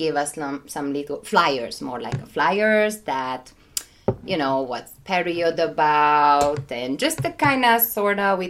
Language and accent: English; Budapest, Hungary; moved away as an adult; now in Krakow, Poland; I'm from Hungary, originally from Budapest. I'm living in Krakow for 6 years.